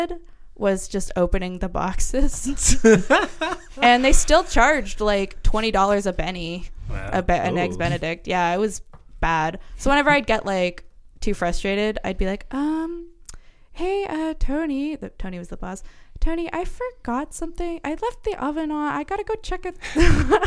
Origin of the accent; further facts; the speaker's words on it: Pender Island, British Columbia, Canada; moved away as an adult; I moved away from Pender because I was a young woman and there was one of two young women on the entire island